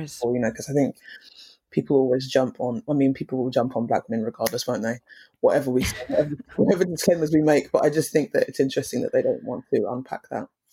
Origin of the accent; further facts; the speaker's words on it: Romford, East of England, United Kingdom; also born or lived in Tottenham, London; East, well, Essex. Um, it's situated in the east of London. Um, and I grew up in the same area, like Romford area